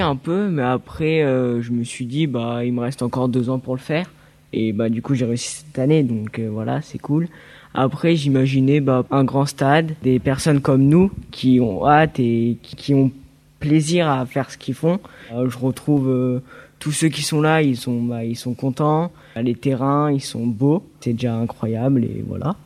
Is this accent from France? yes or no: yes; Lyon, Auvergne-Rhône-Alpes, France; j'ai 14 ans et euh, je viens de Lyon